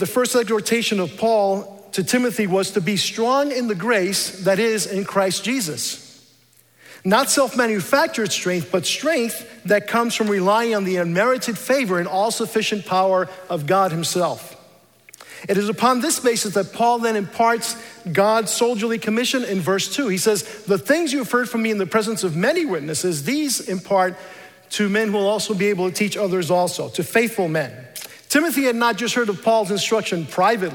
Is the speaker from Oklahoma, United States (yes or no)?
no; New York City, New York, United States; also born or lived in Dominican Republic; We emigrated to the United States when I was 7 years old, and I was raised Roman Catholic in New York City.